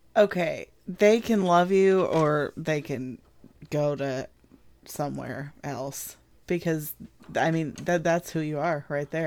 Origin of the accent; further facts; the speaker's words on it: Midwest, United States; I'm not from the South. I'm from the Midwest.